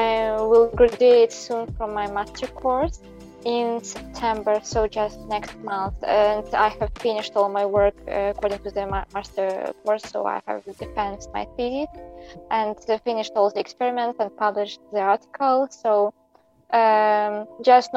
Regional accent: Belarus; first language Belarusian; English is a second language; moved away as an adult; now in Japan; I'm from Belarus

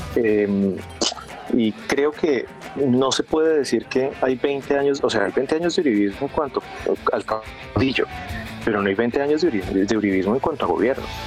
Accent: Tolima, Colombia; yo soy del Tolima

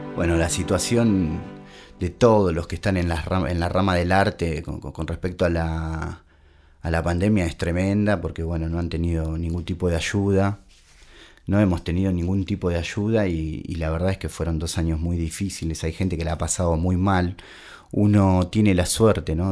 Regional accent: Claypole, Buenos Aires Province, Argentina; now in Pinamar, Argentina; soy de Claypole, zona sur del barrio de Norione

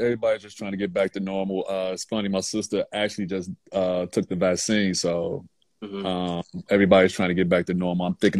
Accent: Chicago, Illinois, United States; I'm from Chicago

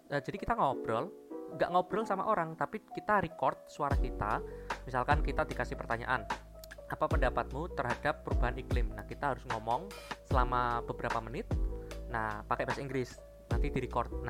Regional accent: Pekalongan, Central Java, Indonesia; born there; saya memang orang Jawa, saya lahir di Pekalongan

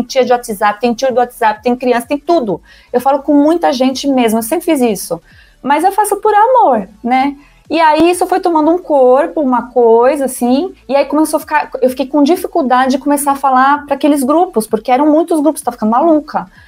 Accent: São Paulo, Brazil; autêntica da Moca, eu não moro mais lá na Moca, mas eu cresci na Moca

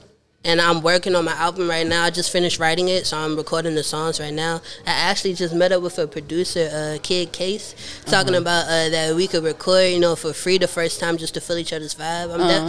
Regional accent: Clinton, Maryland, United States; I'm from Maryland, Clinton, Maryland.

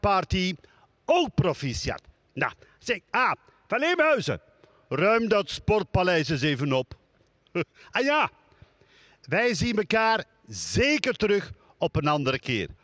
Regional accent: Netherlands; Ik kom uit Nederland

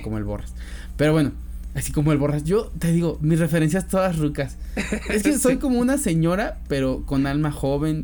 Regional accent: Mexico; soy mexicano, pero además porque siento que los mexicanos tenemos muy arraigado eso de la familia

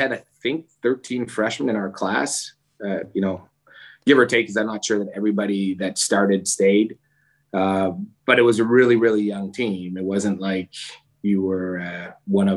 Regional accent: Montreal, Quebec, Canada; moved away; I grew up in Montreal

